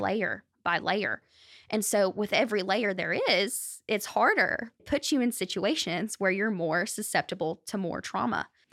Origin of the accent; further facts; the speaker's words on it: Benton, Arkansas, United States; I was born in Benton, raised in Benton, Saline County